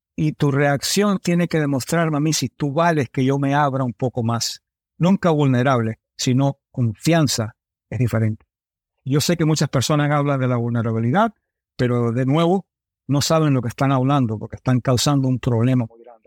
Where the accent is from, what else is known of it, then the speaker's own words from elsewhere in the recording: United States; also born or lived in Miami, Florida; me crié en Nueva York y en Miami